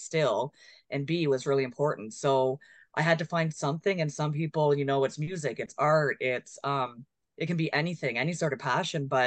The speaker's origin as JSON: {"language": "English", "town": "Kingston", "region": "Ontario", "country": "Canada", "tie": "born or raised there", "said": "I'm from the Kingston area. So we're so fortunate out here because we have the Rideau Lake system and the St. Lawrence River and the Great Lakes and access to a lot of water. Which I grew up around"}